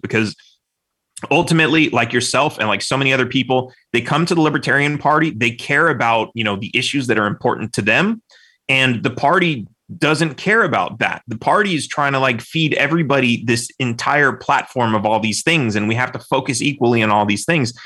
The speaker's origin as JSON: {"language": "English", "region": "California", "country": "United States", "tie": "born or raised there", "said": "I grew up in California."}